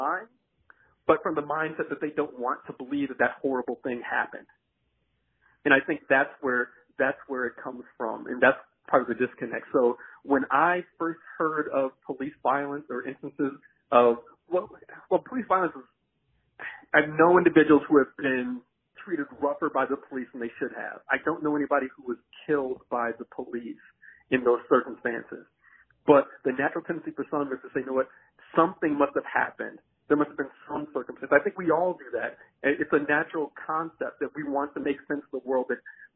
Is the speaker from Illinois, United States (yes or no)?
yes; Chicago, Illinois, United States; now in Alaska, United States; growing up in the Chicagoland area